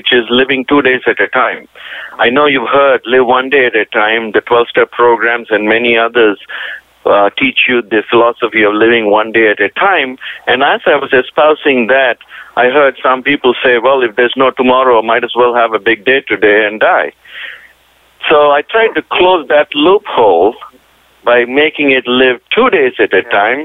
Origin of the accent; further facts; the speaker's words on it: India; moved away; also born or lived in Indiana / Tennessee / Pittsburgh; being Indian